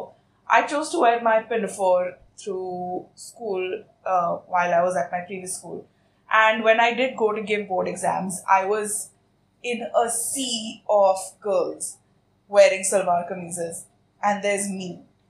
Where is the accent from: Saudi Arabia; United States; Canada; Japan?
Saudi Arabia; So I grew up in Saudi Arabia, not in India. I was educated outside of India.